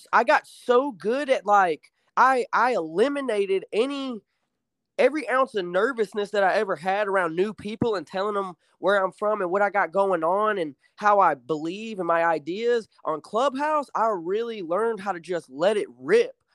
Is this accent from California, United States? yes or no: no; Alabama, United States; moved away as an adult; also born or lived in Chicago, Illinois; I was born in Illinois, but I moved to Alabama in, like, a rural town when I was, uh, when I was, like, nine or ten